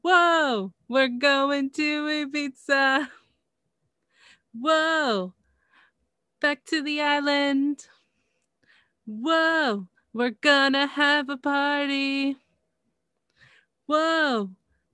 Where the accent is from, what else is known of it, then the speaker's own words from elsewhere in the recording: Canada; I'm from Canada